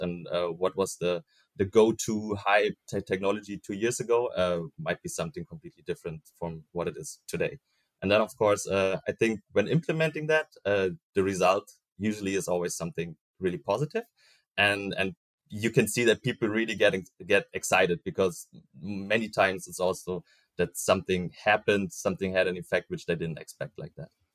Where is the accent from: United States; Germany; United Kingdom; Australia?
Germany; Berlin; I was born in Berlin, currently also uh, working in Berlin for CM.com